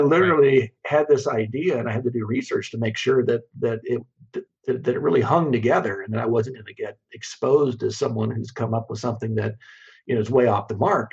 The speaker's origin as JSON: {"language": "English", "region": "Kansas", "country": "United States", "tie": "born or raised there", "said": "I grew up in Kansas, and, and mm-hmm. we're a very agrarian state"}